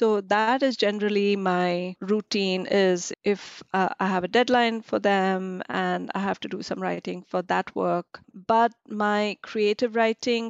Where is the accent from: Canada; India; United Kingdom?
India; Delhi; moved away as an adult; also born or lived in Australia; now in United States; I grew up in Delhi. And I moved to Australia when I was in my early 20s.